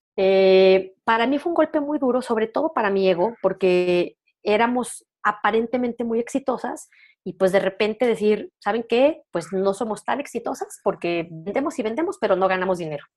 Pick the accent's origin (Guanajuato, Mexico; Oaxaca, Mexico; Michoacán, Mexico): Guanajuato, Mexico; León; accent: norteño; León, Guanajuato, que de ahí soy originaria, para quien tenga duda de mi acento norteño